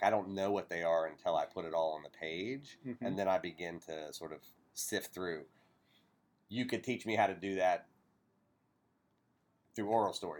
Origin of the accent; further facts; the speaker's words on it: Appalachia, United States; I'm an Appalachian. Like I grew up around oral storytellers.